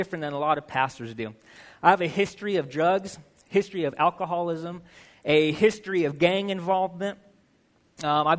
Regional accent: Albuquerque, New Mexico, United States; now in Utah, United States; I was born and raised in Albuquerque, New Mexico.

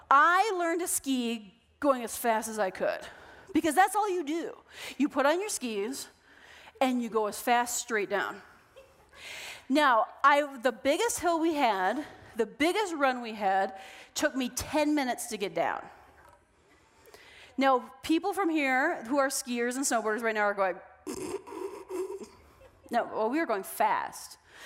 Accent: Minnesota, United States; So we are from Minnesota, and in Minnesota, it is cold, okay?

